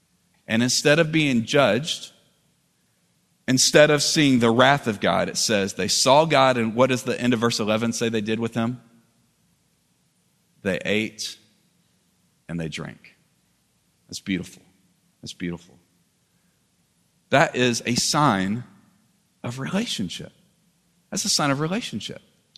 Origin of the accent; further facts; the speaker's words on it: Southern United States, United States; I'm not just worshiping because that's what I've always done growing up in the South.